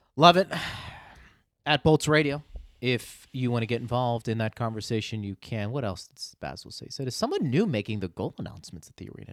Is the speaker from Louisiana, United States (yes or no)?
no; Pittsburgh, Pennsylvania, United States; moved away; I grew up in Pittsburgh